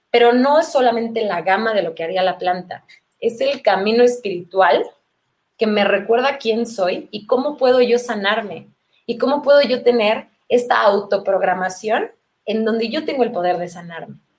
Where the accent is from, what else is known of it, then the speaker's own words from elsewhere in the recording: Mexico City, Mexico; Chilanga quiere decir originaria de la Ciudad de México y llevo toda la vida viviendo por acá